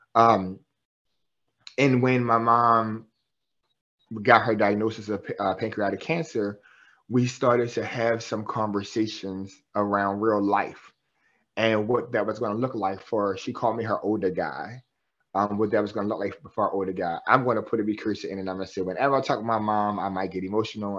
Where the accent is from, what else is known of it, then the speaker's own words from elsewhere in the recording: Baltimore, Maryland, United States; I'm from West Baltimore, um, born and raised in West Baltimore.